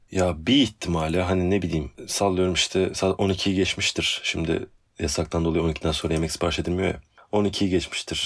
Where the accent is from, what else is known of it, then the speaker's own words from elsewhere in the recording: Istanbul, Turkey; also born or lived in Ataşehir, Istanbul; Kadıköy'de zaten Kadıköy'de doğup e, Ataşehir'de eskiden Kadıköy'de gerçi de bayağı Kadıköy'de büyüdüm denilebilir